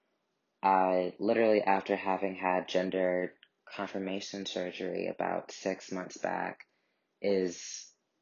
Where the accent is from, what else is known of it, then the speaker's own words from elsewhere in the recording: St. Louis, Missouri, United States; moved away as an adult; also born or lived in New York; I'm calling from St. Louis, Missouri